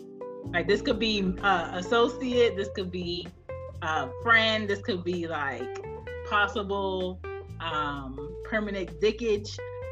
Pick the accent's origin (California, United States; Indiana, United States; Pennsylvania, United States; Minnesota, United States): Pennsylvania, United States; Philadelphia; I'm from Philly, but my family is Jamaican